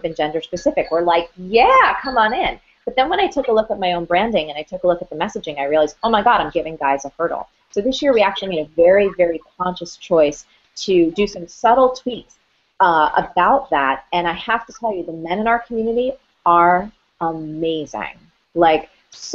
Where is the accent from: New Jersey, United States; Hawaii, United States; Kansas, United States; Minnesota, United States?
New Jersey, United States; I'm from Jersey